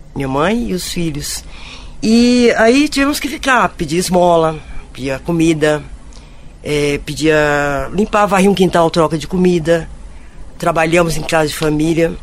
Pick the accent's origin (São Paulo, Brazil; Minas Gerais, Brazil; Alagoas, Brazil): Minas Gerais, Brazil; venho de Minas